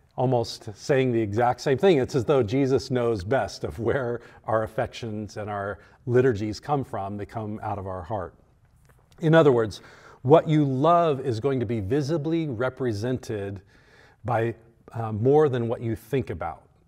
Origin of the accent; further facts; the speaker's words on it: United States; we as American Christians